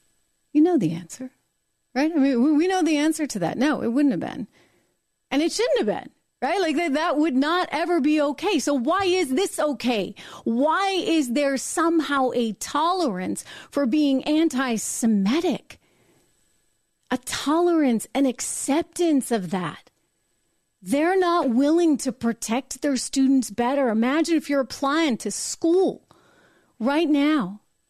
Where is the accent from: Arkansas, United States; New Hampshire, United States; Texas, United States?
New Hampshire, United States; University of New Hampshire, my home state.